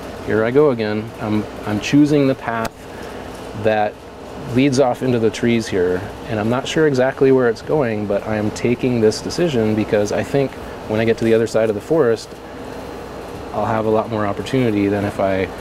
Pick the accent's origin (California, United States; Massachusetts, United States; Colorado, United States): Colorado, United States; now in Oregon, United States; growing up in Colorado